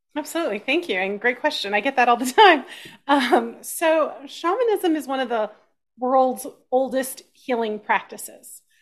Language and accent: English; Austin, Texas, United States; I grew up in Texas